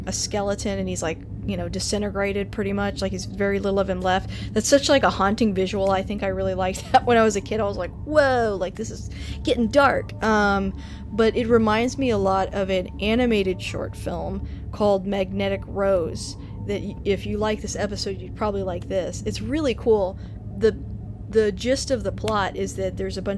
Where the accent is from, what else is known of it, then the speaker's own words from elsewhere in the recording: Texas, United States; we're from Texas